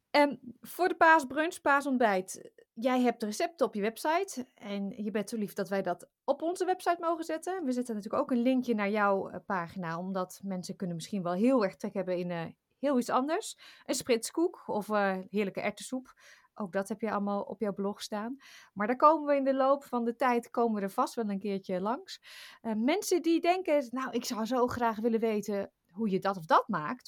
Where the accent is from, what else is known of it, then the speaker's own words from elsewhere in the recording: Achterhoek, Gelderland, Netherlands; moved away; ik kom uit de Achterhoek van oorsprong